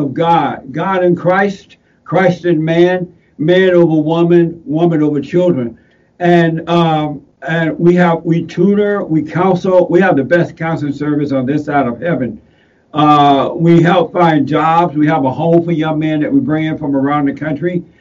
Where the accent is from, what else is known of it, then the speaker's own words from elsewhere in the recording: Alabama, United States; When I was growing up in Alabama, I grew up in Alabama on a plantation down in Alabama. I was born there